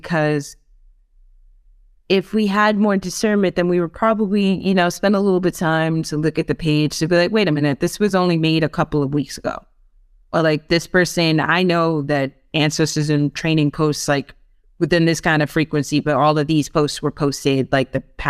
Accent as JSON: {"language": "English", "region": "New York", "country": "United States", "said": "No, I'm like, nah, fam. Like, just, I'm such a New Yorker."}